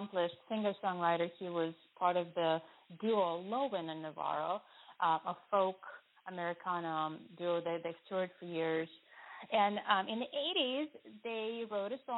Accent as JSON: {"language": "English", "region": "Moscow", "country": "Russia", "tie": "born or raised there", "moved": "yes", "said": "I grew up in Moscow, Russia, in the very, very end of the Soviet Union"}